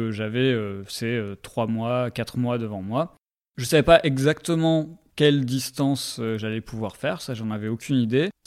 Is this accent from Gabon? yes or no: no; Bordeaux, Nouvelle-Aquitaine, France; also born or lived in Paris; Je viens de Bordeaux, enfin, je viens globalement du sud-ouest de la France, on va dire.